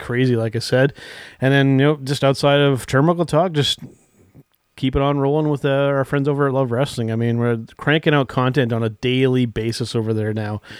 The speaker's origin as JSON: {"language": "English", "country": "Canada", "said": "I'm French Canadian"}